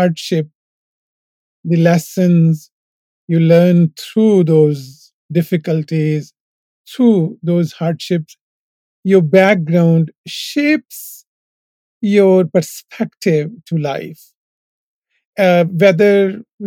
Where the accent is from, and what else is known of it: Punjab, Pakistan; born or raised there; moved away as an adult; now in United States